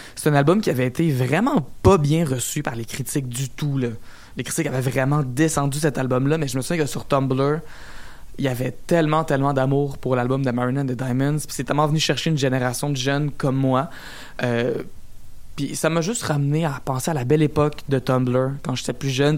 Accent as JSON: {"language": "French", "region": "Quebec", "country": "Canada", "said": "je venais du Québec"}